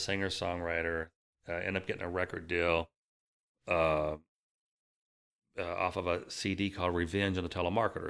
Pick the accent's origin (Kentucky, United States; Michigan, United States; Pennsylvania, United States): Kentucky, United States; Bullitt County; also born or lived in Louisville, Kentucky; Louisville, Kentucky, I was raised in Bullock County until I was about twenty.